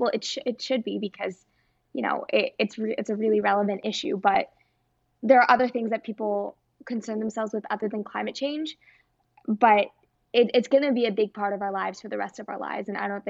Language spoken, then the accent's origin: English; Toronto, Ontario, Canada; from Toronto, Canada.